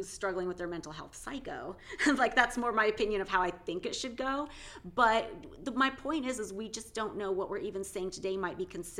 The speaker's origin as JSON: {"language": "English", "region": "West Coast", "country": "United States", "tie": "born or raised there", "said": "growing up on the West Coast in the 80s and 90s"}